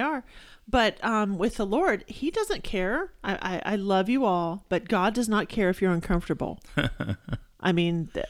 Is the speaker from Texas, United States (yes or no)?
yes; Texas, United States; You know, I'm from Texas, and we have things called grass burrs and cockle burrs.